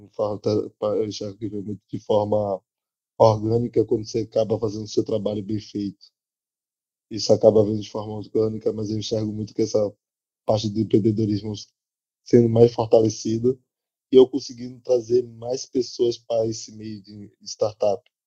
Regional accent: Salvador, Bahia, Brazil; em São Caetano, periferia daqui de Salvador, onde eu moro, onde eu cresci, me desenvolvi

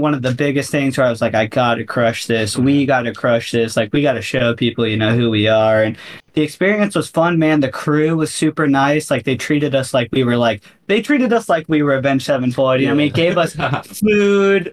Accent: Florida, United States; I'm from Florida

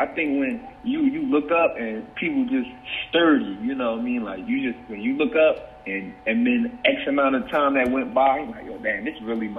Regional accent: New Jersey, United States; from Jersey.

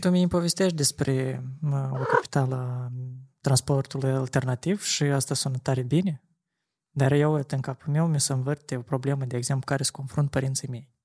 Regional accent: Chișinău, Moldova; sectorul Rășcanovca pentru că eu acolo am copilărit toată mm-hmm. viața

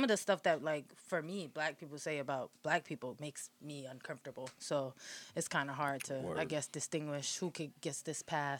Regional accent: Hartford, Connecticut, United States; Born and raised in Hartford, yeah.

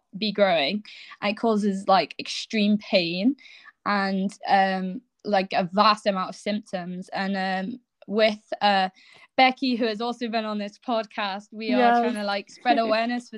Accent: England, United Kingdom; moved away as an adult; now in Scotland, United Kingdom; I was born in England and grew up in England, and recently I've just moved to Scotland.

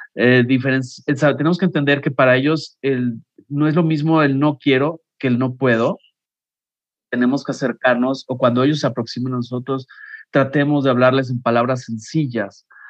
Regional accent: Mexico; como mexicanos

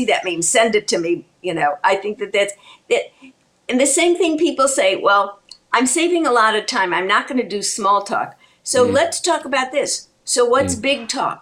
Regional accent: Chicago, Illinois, United States; I was raised in Chicago

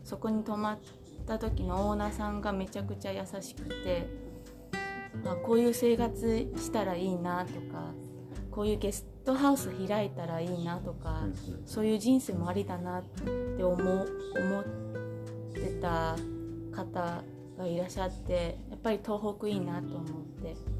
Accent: Taoyuan, Taiwan; Japanese is a second language; moved away as an adult; now in Senboku, Japan; 出身は台湾の桃園というところ

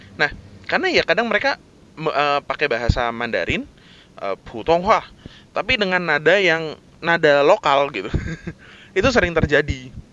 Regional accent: Jakarta, Indonesia; dari T K, S D, S M P, S M A, kuliah, eh, sampai kerjaan awal-awal gue, itu kan gue tinggal dan kerja itu di daerah Jakarta Barat

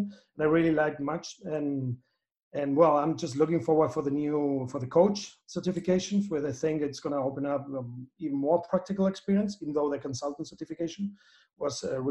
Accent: Spain; now in Chile; I'm based in Chile, as you said, and it's there where I make my life, even though I'm from Spain.

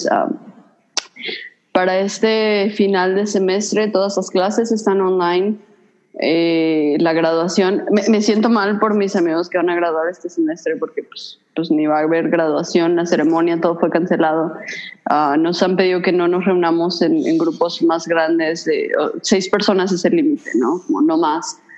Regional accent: Mexico; moved away; yo soy mexicana

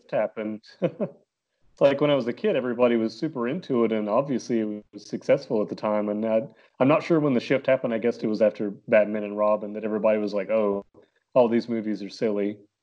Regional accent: Concord, North Carolina, United States; I'm, uh, from Concord, North Carolina.

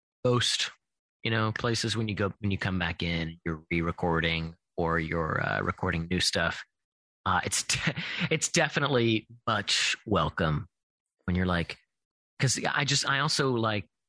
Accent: Kentucky, United States; moved away; I'm originally from Kentucky

